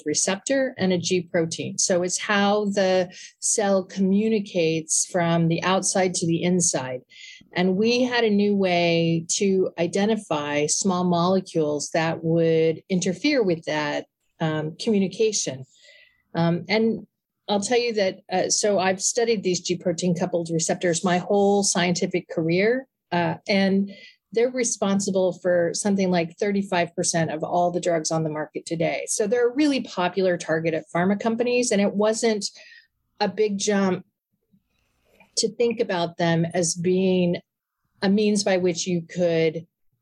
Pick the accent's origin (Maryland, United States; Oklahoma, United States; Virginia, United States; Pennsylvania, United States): Oklahoma, United States; Oklahoma City; moved away as an adult; also born or lived in Connecticut; I was born and raised in Oklahoma City